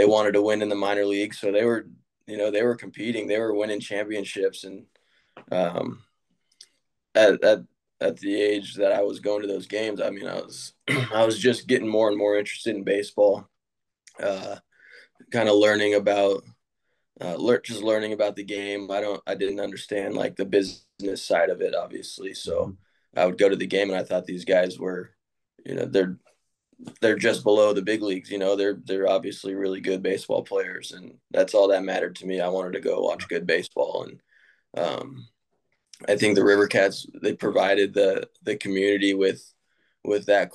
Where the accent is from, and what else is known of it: Sacramento, California, United States; born or raised there